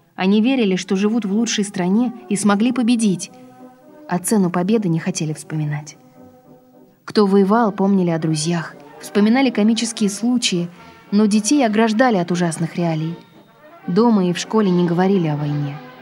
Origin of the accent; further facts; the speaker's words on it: Saint Petersburg, Russia; я родилась в Ленинграде после войны. Мое детство прошло в большой коммунальной квартире